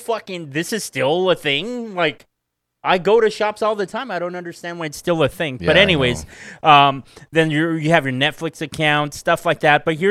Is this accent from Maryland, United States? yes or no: no; California, United States; we're from California